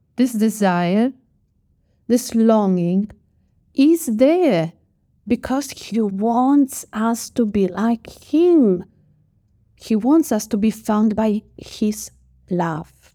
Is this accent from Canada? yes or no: no; Poland; moved away; also born or lived in Australia; I grew up in Poland, and we have a Polish tradition